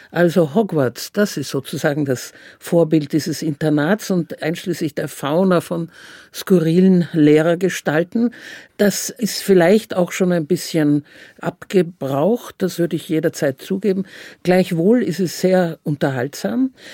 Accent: Vienna, Austria; Ich bin Wienerin, ich finde das immer noch sehr komisch

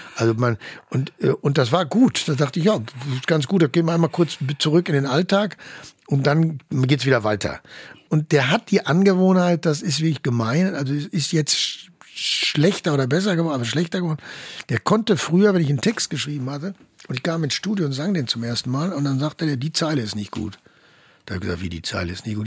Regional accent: Germany; als Deutscher

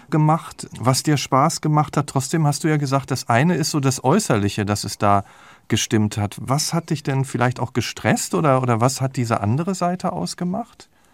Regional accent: near Dortmund, North Rhine-Westphalia, Germany; Ich komme aus der Nähe von Dortmund

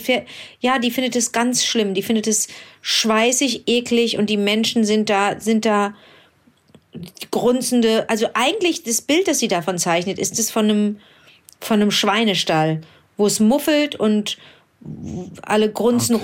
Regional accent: Cologne, North Rhine-Westphalia, Germany; also born or lived in Berlin; in Köln, in meiner Heimatstadt

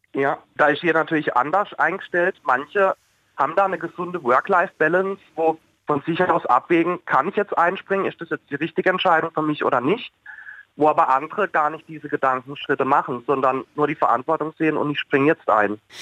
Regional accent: Oberkirch, Baden-Württemberg, Germany; Ich komme aus Oberkirch, bin gelernter Altenpfleger

